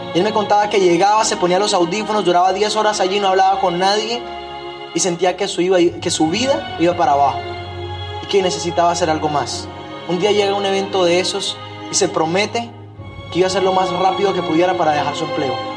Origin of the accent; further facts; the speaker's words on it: Barranquilla, Atlántico, Colombia; moved away as an adult; also born or lived in Medellín; mi ciudad de origen